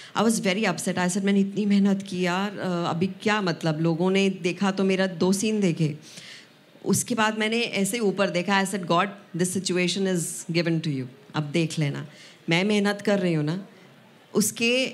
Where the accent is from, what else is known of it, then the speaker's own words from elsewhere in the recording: Punjab, India; पंजाब से सिर्फ मैं थी